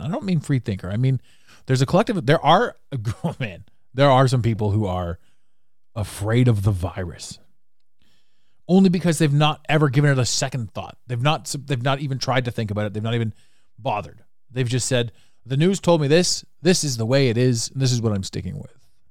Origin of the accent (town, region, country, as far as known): Canada; accent: Canadian; now in Toronto, Canada